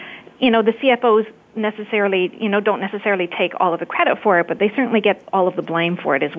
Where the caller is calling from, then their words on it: Calgary, Alberta, Canada; I'm calling from Calgary, Alberta.